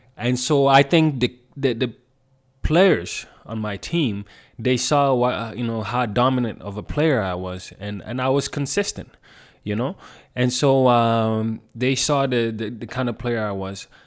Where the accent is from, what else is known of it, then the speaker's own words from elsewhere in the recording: southern Sweden, Sweden; moved away as an adult; also born or lived in Gambia; now in Calgary, Canada; I grew up in South Sweden